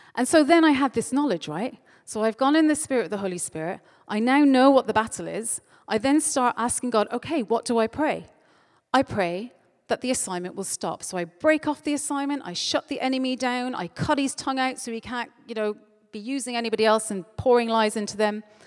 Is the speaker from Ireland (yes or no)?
yes; Ireland; moved away; I'm Irish